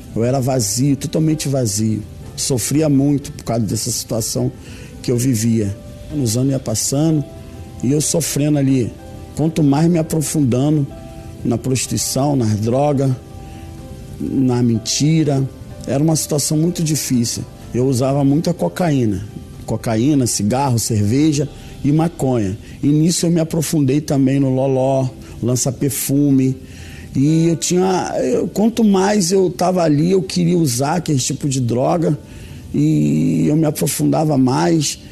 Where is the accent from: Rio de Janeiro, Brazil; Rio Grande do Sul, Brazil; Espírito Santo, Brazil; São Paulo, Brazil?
Rio de Janeiro, Brazil; sou do estado do Rio de Janeiro.